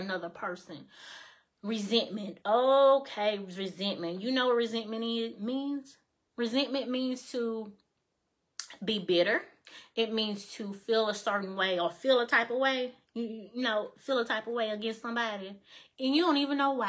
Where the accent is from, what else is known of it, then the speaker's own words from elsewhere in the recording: Mississippi, United States; moved away as an adult; now in Alabama, United States; I don't live in Mississippi anymore. I live in Alabama